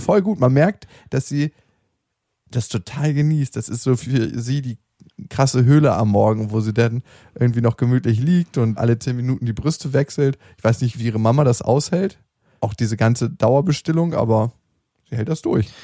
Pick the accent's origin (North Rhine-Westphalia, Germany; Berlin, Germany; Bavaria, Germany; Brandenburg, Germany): Berlin, Germany; in dem alten Park in Berlin, wo ich aufgewachsen bin